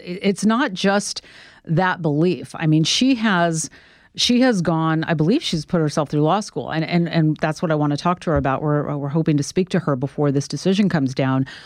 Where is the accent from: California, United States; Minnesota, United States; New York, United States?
California, United States; Sacramento; I'm from Sacramento, so a short jog from Sacramento